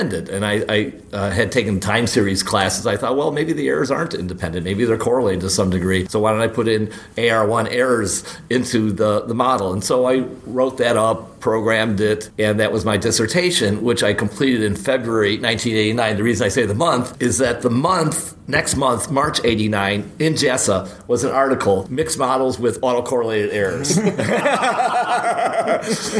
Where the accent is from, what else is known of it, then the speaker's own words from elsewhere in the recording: Chicago, Illinois, United States; I'm from Chicago. I've lived my entire life in Chicago, not even in the suburbs, always in the city